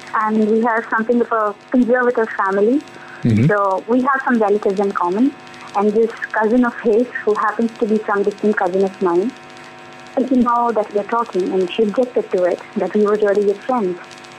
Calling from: Kolkata, West Bengal, India; also born or lived in Delhi; I'm calling from Calcutta.

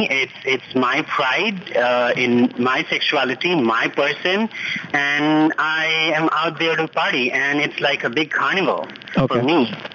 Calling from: Delhi, India; I'm calling from Delhi.

